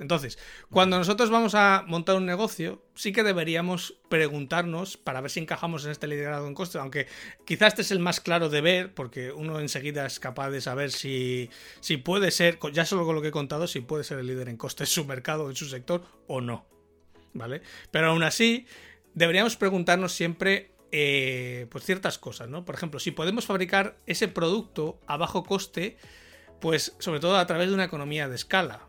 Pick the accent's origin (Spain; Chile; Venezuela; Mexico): Spain